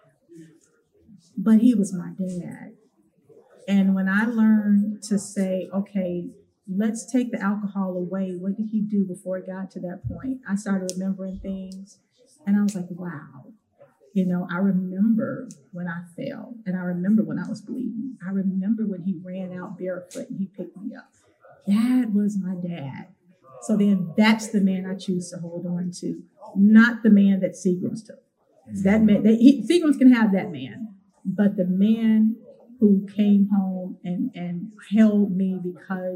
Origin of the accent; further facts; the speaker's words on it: Chicago, Illinois, United States; now in Texas, United States; I was raised on Chicago South Side.